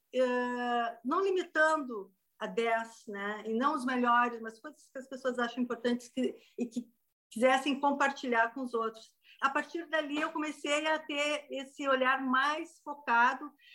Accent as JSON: {"language": "Portuguese", "town": "Canela", "region": "Rio Grande do Sul", "country": "Brazil", "said": "eu sou de Canela, é uma região serrana aqui do sul"}